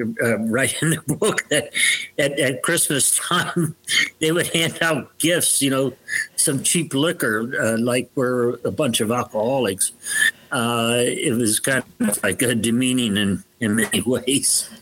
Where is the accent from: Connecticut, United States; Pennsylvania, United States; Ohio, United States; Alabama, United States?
Ohio, United States; Youngstown; I was born in Youngstown, Ohio, which is the steel town.